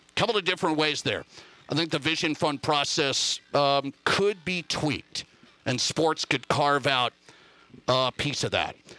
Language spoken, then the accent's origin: English; Montana, United States; now in Rapid City, United States; my home state, Montana.